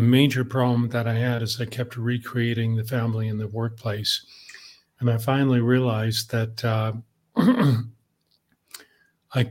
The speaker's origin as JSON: {"language": "English", "country": "Canada", "said": "I'm Canadian"}